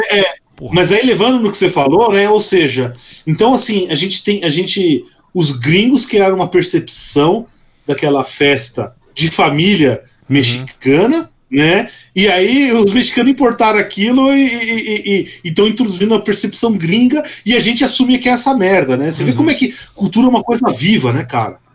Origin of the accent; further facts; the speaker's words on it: São Paulo, Brazil; eu, eu sou paulistano de nascença